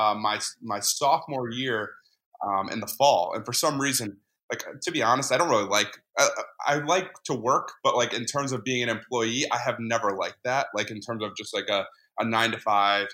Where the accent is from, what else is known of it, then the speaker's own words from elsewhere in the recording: Connecticut, United States; I grew up in Connecticut